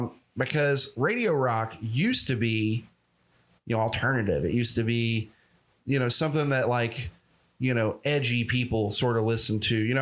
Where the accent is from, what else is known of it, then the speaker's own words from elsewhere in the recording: the South, United States; I grew up in the South.